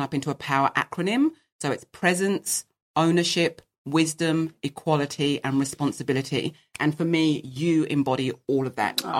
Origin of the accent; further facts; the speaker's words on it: England, United Kingdom; I'm English by birth